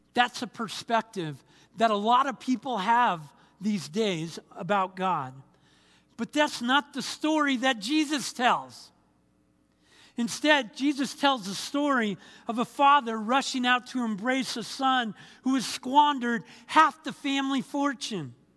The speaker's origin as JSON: {"language": "English", "town": "Anaheim", "region": "California", "country": "United States", "tie": "born or raised there", "also_born_or_lived": "Fort Bragg, North Carolina", "moved": "as an adult", "said": "I was born and raised in Anaheim, California"}